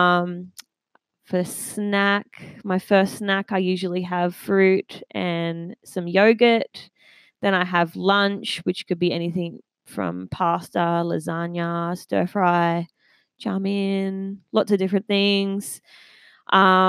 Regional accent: Maitland, New South Wales, Australia; I grew up in the Maitland area.

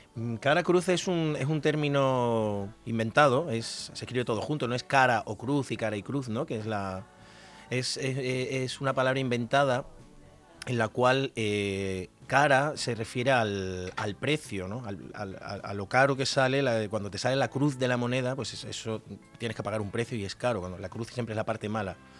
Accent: Extremadura, Spain; por tierras extremeñas, por mi tierra

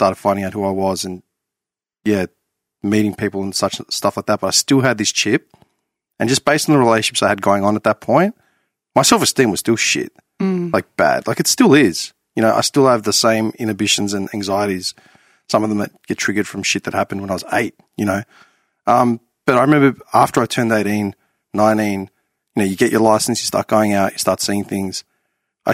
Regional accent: Clayton, Victoria, Australia; I grew up in Clayton

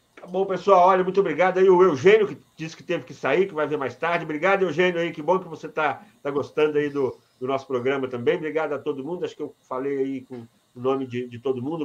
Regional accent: Iturama, Minas Gerais, Brazil; eu sou de Iturama

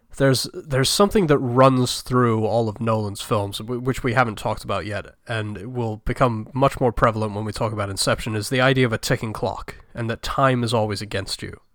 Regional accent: United Kingdom; I am British

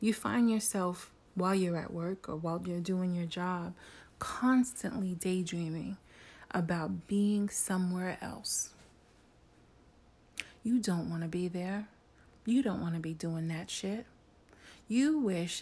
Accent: New York City, New York, United States; I'm a woman from New York City

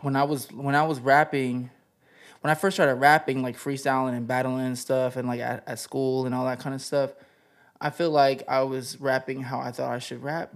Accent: the desert out in Cali, California, United States; also born or lived in Greece; now in Los Angeles, United States; I was born in Greece, and I was raised in the desert out in Cali

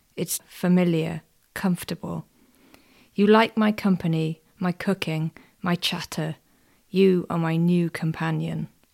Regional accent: Welsh, Wales, United Kingdom; even being Welsh myself

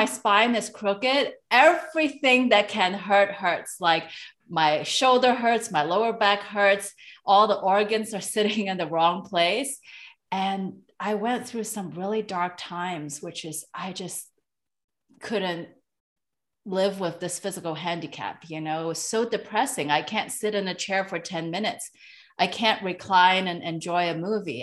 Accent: Hong Kong; moved away; I am from Hong Kong originally, so I'm an Asian immigrant.

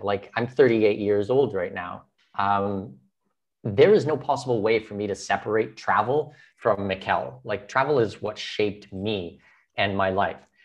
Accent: Southwestern Ontario, Canada; moved away as an adult; also born or lived in Brazil; now in Panama; I'm from Southwestern Ontario, I'm Canadian, I'm Canadian

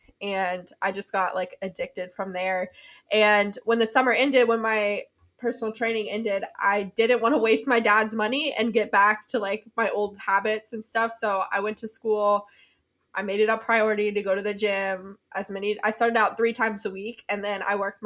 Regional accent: Tennessee, United States; moved away as an adult; also born or lived in South Carolina; I went to University of South Carolina and I'm from Tennessee.

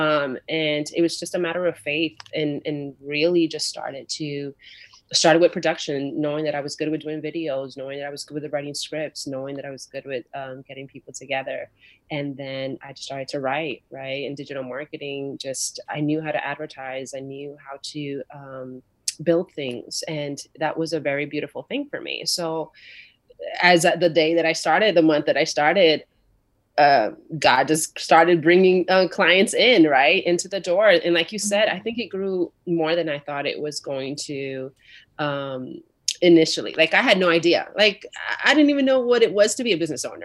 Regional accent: New York, United States; moved away as an adult; I grew up in a very tough situation in New York. I'm from New York originally

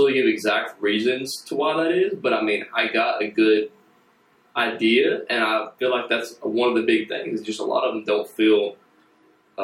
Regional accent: the Bible Belt, United States; you're born and raised in the Bible Belt, small-time USA

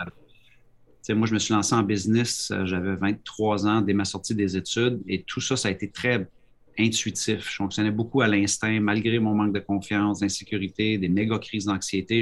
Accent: Quebec, Canada; now in New Brunswick, Canada; je suis un Québécois, mais je suis au Nouveau-Brunswick.

